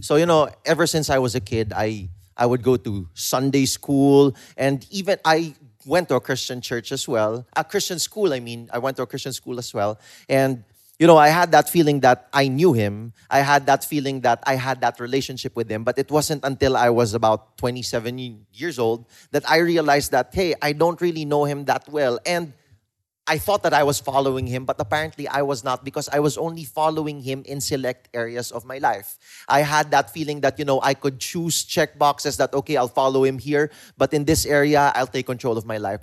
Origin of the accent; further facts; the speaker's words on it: Philippines; us as a Filipino people